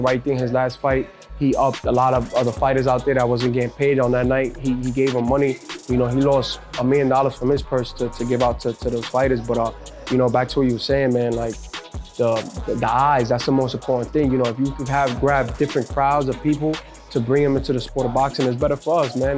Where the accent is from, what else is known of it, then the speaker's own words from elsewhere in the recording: New York City, New York, United States; I wasn't born in Puerto Rico. You know, I was born in Brooklyn, in Bushwick, White Cove Hospital.